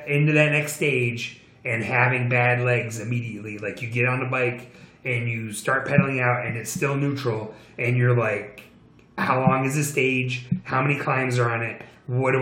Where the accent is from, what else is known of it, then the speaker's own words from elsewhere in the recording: United States; as an American